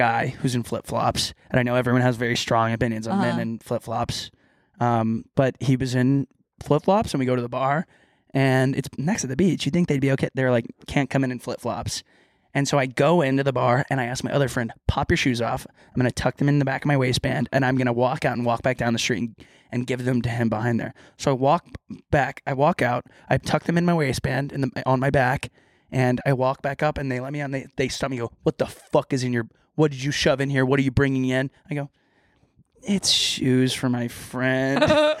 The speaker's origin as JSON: {"language": "English", "region": "Texas", "country": "United States", "said": "I'm from Texas."}